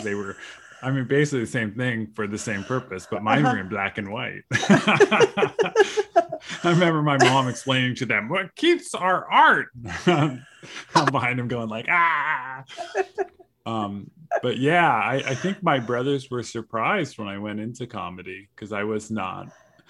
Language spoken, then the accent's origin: English; Corona, California, United States; No, I grew up in Corona, California, which is down in Riverside County, not too far from Los Angeles.